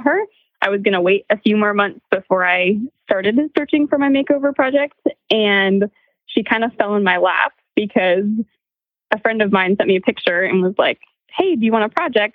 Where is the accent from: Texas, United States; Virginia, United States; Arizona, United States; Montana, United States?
Montana, United States; I grew up in Montana